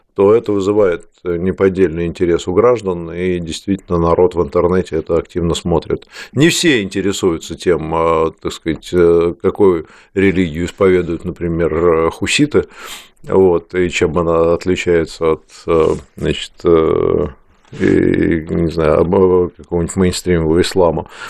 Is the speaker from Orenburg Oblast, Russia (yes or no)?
no; Saint Petersburg, Russia; мой родной город